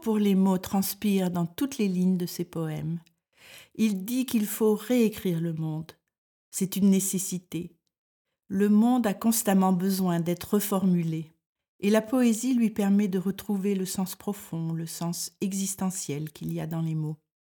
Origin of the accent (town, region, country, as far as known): France; moved away as an adult; now in Denmark